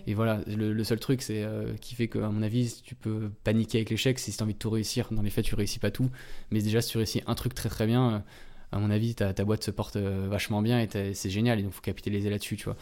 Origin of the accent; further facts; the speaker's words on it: Antony, Île-de-France, France; chez mes parents, euh, en-, Anthony, euh, dans le, là où j'ai grandi